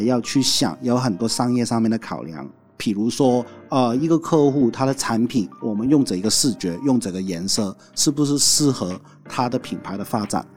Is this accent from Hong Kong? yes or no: yes; Hong Kong; first language Cantonese; Chinese is a second language; moved away as an adult; now in Taiwan; 来自香港的